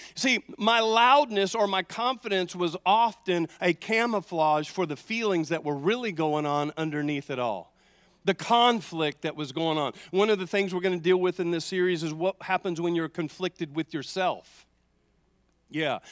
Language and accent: English; the South, United States; I grew up in the South